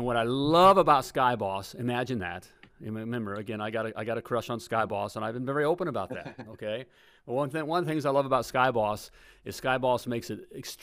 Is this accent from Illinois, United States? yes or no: no; Indiana, United States; I'm a Hoosier.